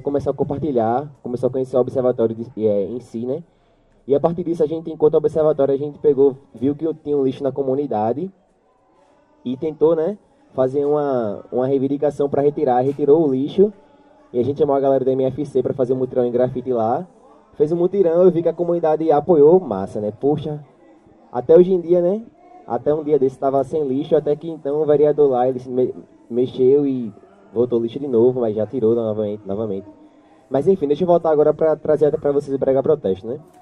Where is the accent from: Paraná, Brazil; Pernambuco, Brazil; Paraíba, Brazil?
Pernambuco, Brazil; Jacaré community; eu sou lá do Jacaré, né? E eu fui crescendo